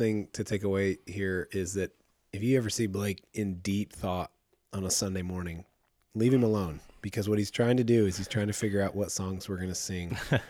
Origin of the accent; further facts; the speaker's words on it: Midland, United States; And I remember the church I grew up in Midland